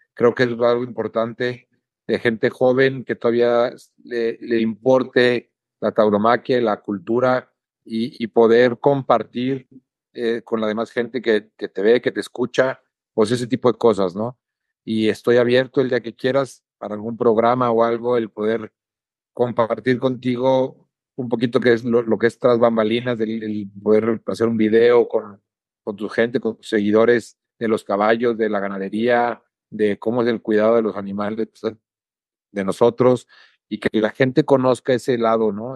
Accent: San Luis Potosí, Mexico; mi tierra, en mi plaza, con mi gente

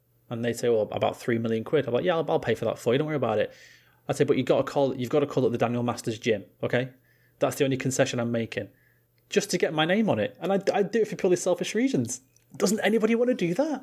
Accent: England, United Kingdom; being English

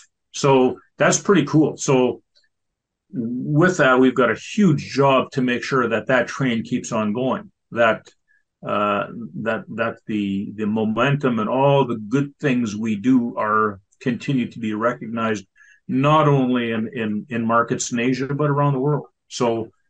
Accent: Southeast Manitoba, Canada; I'm a producer from Southeast Manitoba.

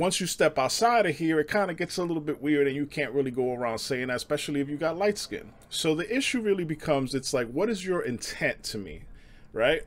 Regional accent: New York City, New York, United States; moved away; also born or lived in suburbs; growing up in the Bronx, like, it's, it's Hispanics and blacks out there.

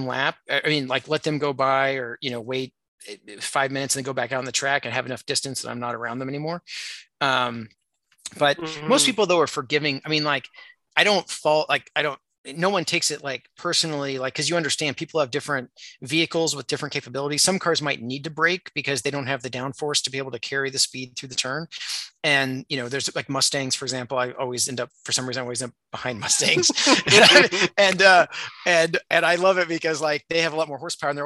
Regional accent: Indiana, United States; I grew up in Indiana

